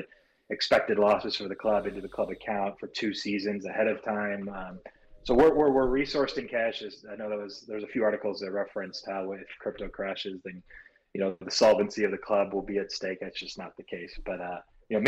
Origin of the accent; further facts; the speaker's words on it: Los Angeles, California, United States; I'm from Southern California near Los Angeles. That's where I grew up